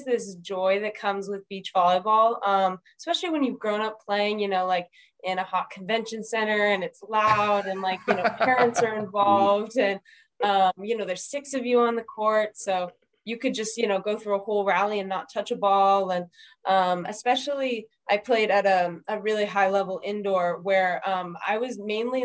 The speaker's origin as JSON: {"language": "English", "region": "Northern California", "country": "United States", "tie": "born or raised there", "said": "I grew up in NorCal"}